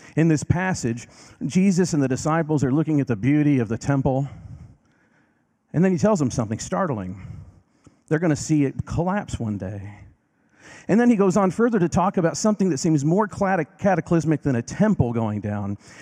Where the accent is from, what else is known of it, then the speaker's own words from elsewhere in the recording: Decatur, Illinois, United States; moved away; Decatur, Illinois, my hometown